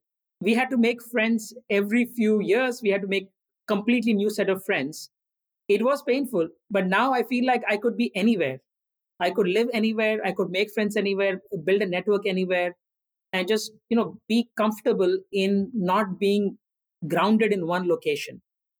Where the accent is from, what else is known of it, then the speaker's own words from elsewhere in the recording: India; also born or lived in Andhra Pradesh / Assam / Orissa / Rajasthan; I was born in Andhra Pradesh, a state in India. I grew up in Assam, Orissa, and Rajasthan. These are different states in different parts of the country.